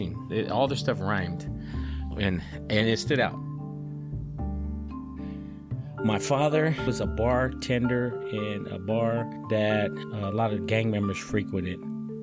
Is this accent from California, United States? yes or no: yes; Stockton, California, United States; I grew up in South Stockton. I lived there my whole life